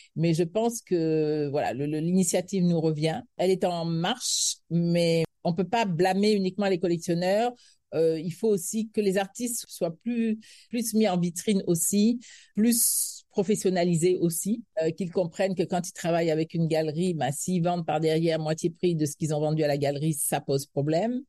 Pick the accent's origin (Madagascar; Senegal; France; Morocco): Senegal; moved away as an adult; now in Cameroon; je suis sénégalaise, je me sens profondément sénégalaise, même si j'ai des origines françaises